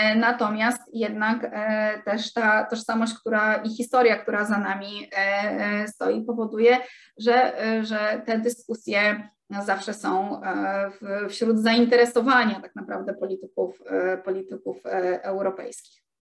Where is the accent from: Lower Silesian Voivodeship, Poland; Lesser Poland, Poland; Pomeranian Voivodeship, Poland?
Pomeranian Voivodeship, Poland; Gdańsk; jestem z Gdańska